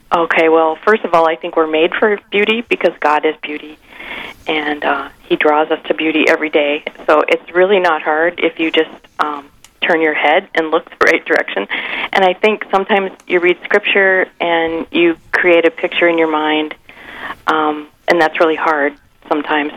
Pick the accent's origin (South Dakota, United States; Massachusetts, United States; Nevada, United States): South Dakota, United States; Sioux Falls; now in Mankato, United States; I grew up in Sioux Falls, and I grew up across the street from the cathedral